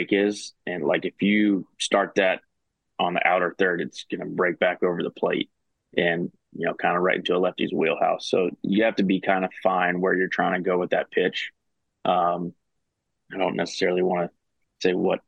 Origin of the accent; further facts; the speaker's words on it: Charlotte, North Carolina, United States; I'm actually from Charlotte, so it's like 10 minutes from my house